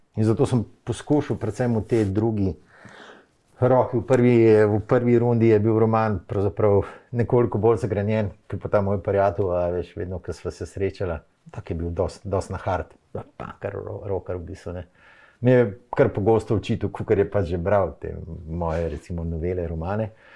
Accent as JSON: {"language": "Slovenian", "town": "Ljubljana", "country": "Slovenia", "said": "sem jaz Ljubljančan, sem se vozil v Škofijo, lahko to športno gimnazijo"}